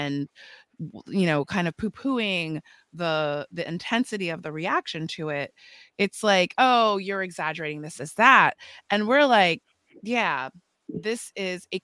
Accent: Potomac, Maryland, United States; I'm from Potomac, so I didn't grow up traumatized and terrorized by racial violence

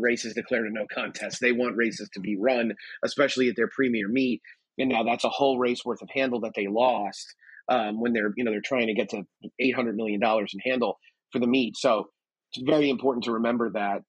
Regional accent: United States; also born or lived in Texas; I am as as standoffish an American as there can be

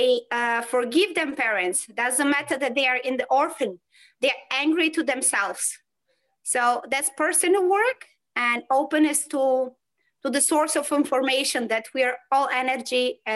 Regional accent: North Macedonia; now in Poland; I live in Poland and I'm coming from Macedonia

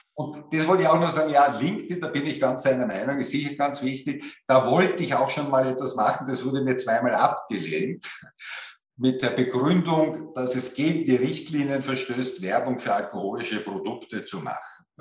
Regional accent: Austria; bei uns in Österreich

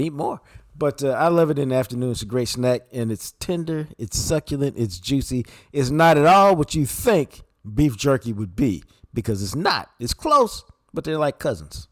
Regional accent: Dallas, Texas, United States; I grew up on Wind Chime Drive

